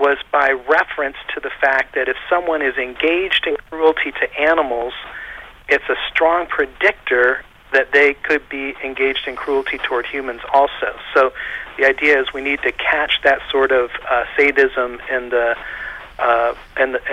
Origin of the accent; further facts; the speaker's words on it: United States; I'm from the United States